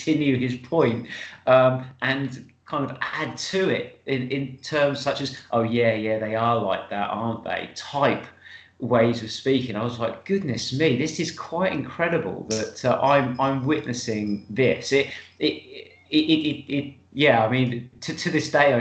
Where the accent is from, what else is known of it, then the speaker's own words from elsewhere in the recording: United Kingdom; being British